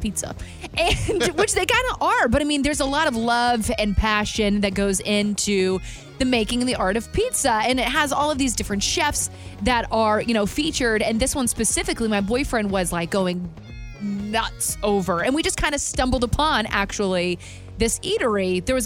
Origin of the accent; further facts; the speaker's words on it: Alabama, United States; moved away; Growing up in Alabama